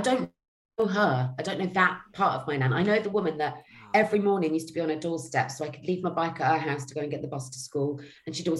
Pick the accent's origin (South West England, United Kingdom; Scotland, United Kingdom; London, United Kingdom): South West England, United Kingdom; Cheltenham; I'm from Cheltenham in Gloucestershire.